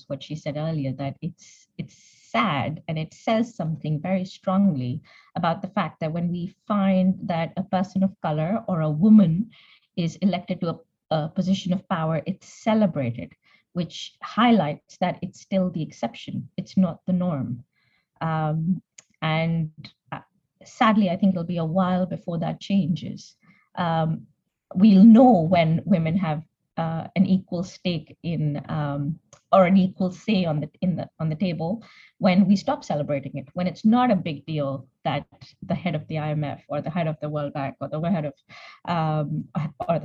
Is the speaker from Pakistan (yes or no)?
yes; Punjab, Pakistan; moved away as an adult; also born or lived in England; now in United Kingdom; So I grew up in Pakistan. The first time I came to England was for my master's